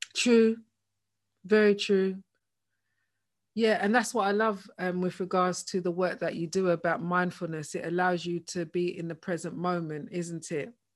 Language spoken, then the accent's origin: English; London, United Kingdom; both of us, you know, born and bred in Hackney